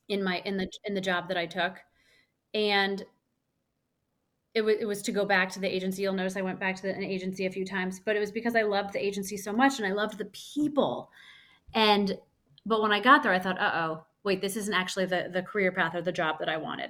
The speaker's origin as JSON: {"language": "English", "region": "Missouri", "country": "United States", "tie": "born or raised there", "said": "I grew up in Missouri"}